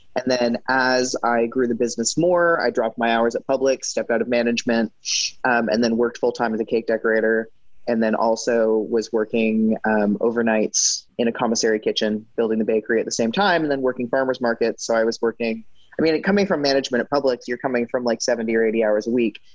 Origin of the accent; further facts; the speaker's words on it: British Columbia, Canada; moved away as an adult; now in United States; I grew up in Canada